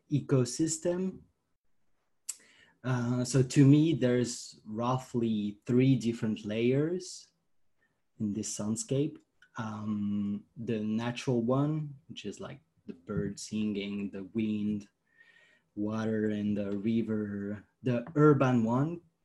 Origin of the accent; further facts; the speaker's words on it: France; I'm from France